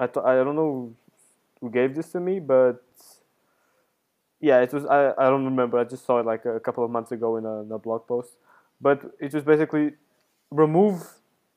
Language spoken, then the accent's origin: English; Portugal; moved away as an adult; now in Italy; I came from Portugal to here.